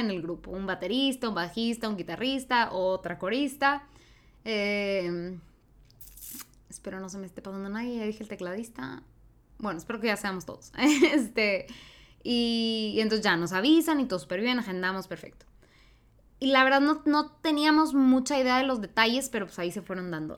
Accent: Mexico; yo hablo desde el ser mexicana

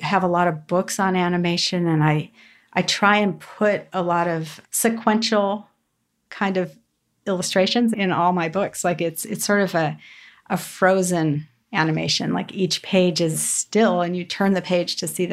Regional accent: Southern California, United States; Growing up in Southern California

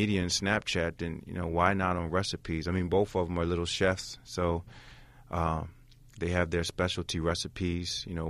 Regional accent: Camden, New Jersey, United States; No, I'm from Camden, New Jersey.

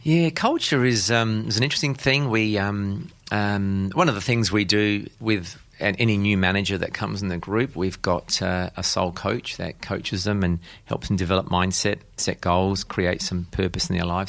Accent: South Australia, Australia; I was born and raised here in South Australia

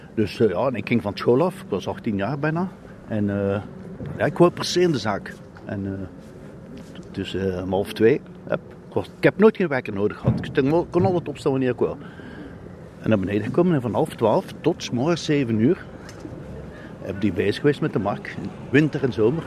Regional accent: Ghent, Flanders, Belgium; ik ben geboren in Maria Mittlerijs

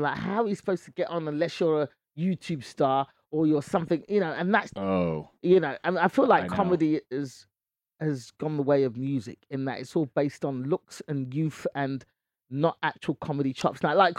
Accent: England, United Kingdom; Well, my family is from Nigeria. So yeah. I was born and raised in England, but my mum and dad were both born and raised in Nigeria.

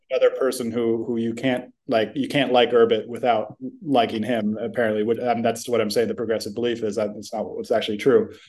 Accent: San Francisco, California, United States; growing up in San Francisco

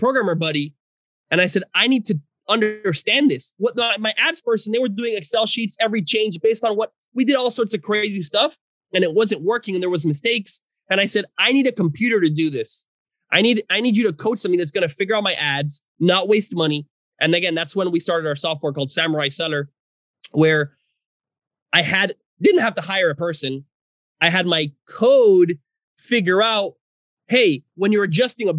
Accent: Venezuela; I'm from Venezuela.

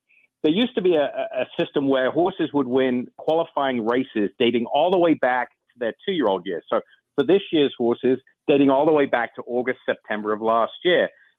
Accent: England, United Kingdom; now in United States; I was born and raised in England. I've lived in the States 20, 25 years.

